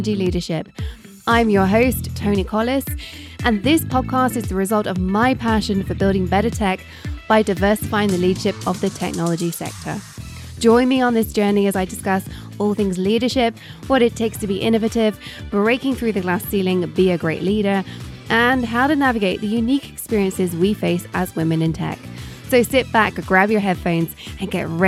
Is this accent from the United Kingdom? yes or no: yes; United Kingdom; as a Brit married to a very sarcastic man